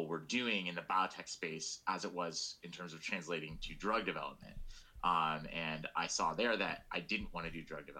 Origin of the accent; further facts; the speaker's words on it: Sacramento, California, United States; I'm originally from Northern California. I grew up in Sacramento